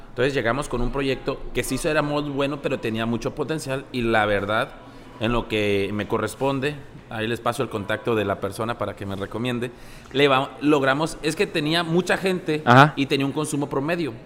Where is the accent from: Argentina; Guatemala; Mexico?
Mexico; Genaro Estrada, Sinaloa; also born or lived in Ocoroni, Sinaloa / Los Mochis, Sinaloa; nací en Ocoroni, Sinaloa. Orgulloso. Crecí en Genaro Estrada